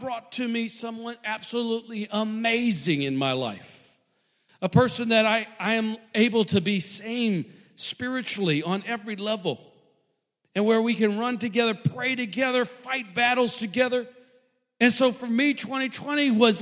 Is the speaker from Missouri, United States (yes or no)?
yes; St. Louis, Missouri, United States; moved away; I grew up in St. Louis